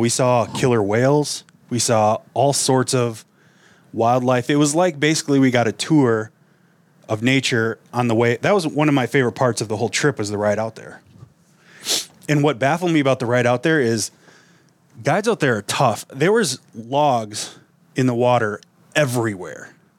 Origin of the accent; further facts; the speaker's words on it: Wisconsin, United States; now in Minnesota, United States; I grew up in Wisconsin.